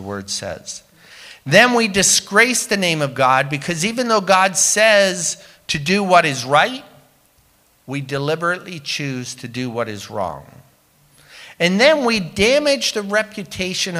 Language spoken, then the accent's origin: English; England, United Kingdom; also born or lived in Windsor, Ontario, Canada; now in Canada; growing up in England where we were so poor, we would make welfare kids look rich.